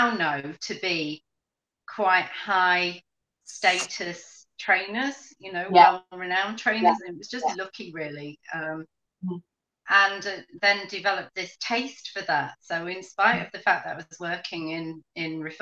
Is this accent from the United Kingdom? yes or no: yes; Yorkshire and the Humber, United Kingdom; now in Grimsby, United Kingdom; I am from Yorkshire